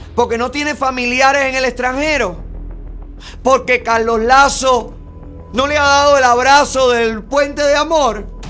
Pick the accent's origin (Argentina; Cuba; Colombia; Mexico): Cuba; Camagüey; now in United States; mi provincia natal